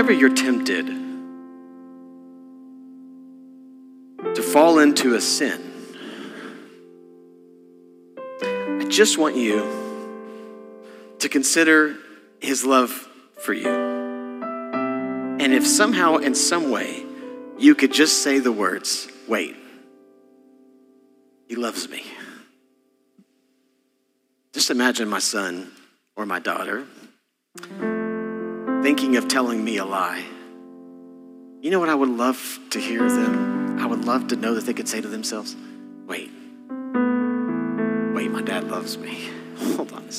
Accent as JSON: {"language": "English", "region": "Texas", "country": "United States", "said": "I'm from Texas"}